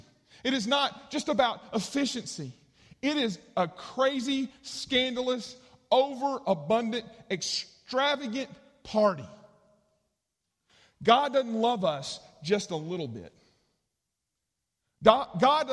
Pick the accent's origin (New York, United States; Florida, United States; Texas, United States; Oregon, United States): Texas, United States; East; the church I grew up in East Texas